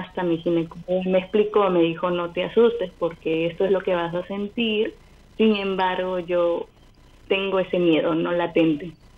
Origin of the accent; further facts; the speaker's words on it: Chimbote, Ancash, Peru; nací en Chimbote